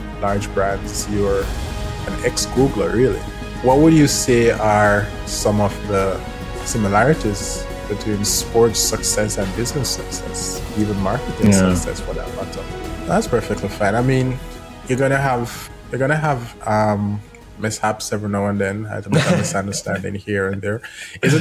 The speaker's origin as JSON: {"language": "English", "country": "Jamaica", "said": "I'm from Jamaica"}